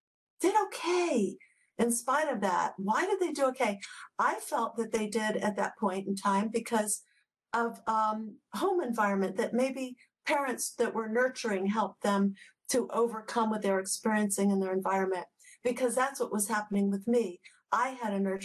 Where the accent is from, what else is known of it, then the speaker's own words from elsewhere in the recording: Washington, District of Columbia, United States; I was born in Washington, D.C., and we lived in and around D.C. growing up